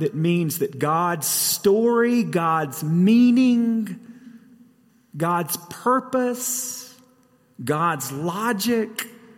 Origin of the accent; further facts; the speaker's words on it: Guntersville, Alabama, United States; now in Colorado, United States; I grew up in a very small town in North Alabama called Guntersville